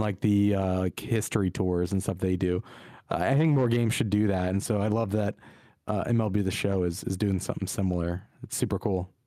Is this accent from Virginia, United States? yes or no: yes; Virginia, United States; we grew up in Virginia